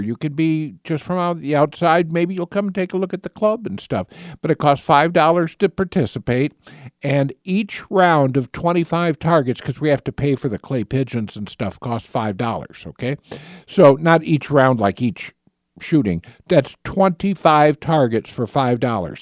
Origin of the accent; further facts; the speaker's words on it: north central Indiana, United States; moved away as an adult; now in Michigan, United States; I was in north central Indiana